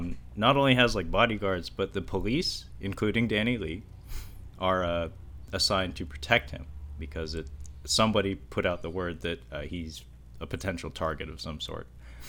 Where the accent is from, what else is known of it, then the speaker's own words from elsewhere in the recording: Kowloon Bay, Kowloon, Hong Kong; born there; I was born in Kowloon Bay.